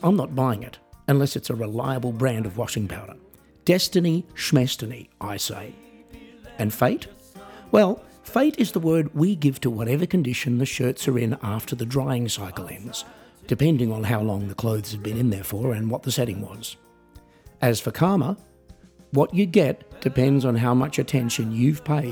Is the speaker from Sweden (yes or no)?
no; Australia; I am an Australian musician, singer-songwriter, comedian and coffee enthusiast.